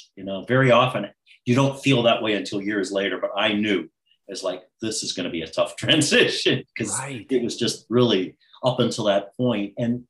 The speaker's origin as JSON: {"language": "English", "town": "Warren", "region": "Ohio", "country": "United States", "tie": "born or raised there", "said": "I grew up in a small town in Ohio, Warren, Ohio, northeastern Ohio, you know, near all the factories, Youngstown, Ohio, the Republic Steel, auto plants, auto assembly plants near me"}